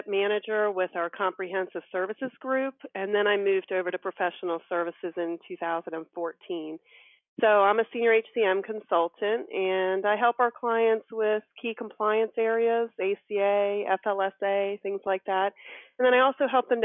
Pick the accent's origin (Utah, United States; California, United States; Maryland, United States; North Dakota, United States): Maryland, United States; now in North Carolina, United States; I'm originally from Maryland